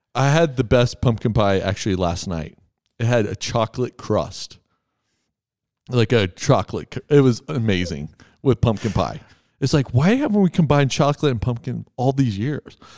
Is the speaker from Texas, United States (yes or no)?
yes; Texas, United States; I'm from Texas.